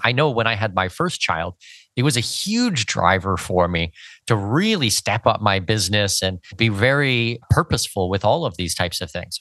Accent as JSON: {"language": "English", "country": "Canada", "tie": "born or raised there", "moved": "yes", "said": "I'm from Canada. I dealt with snow for seventeen years growing up in Canada"}